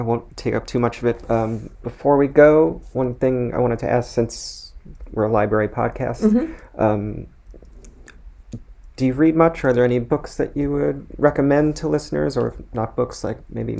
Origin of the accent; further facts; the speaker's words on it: Long Island, New York, United States; moved away as an adult; now in Livingston, United States; I grew up on Long Island until I went to college. After that, I lived in New York City for about 18 years before I moved here.